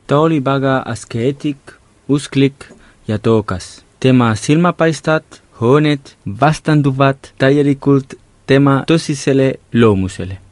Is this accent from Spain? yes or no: yes; Lleida, Catalonia, Spain; minu kodulinnas Lleidas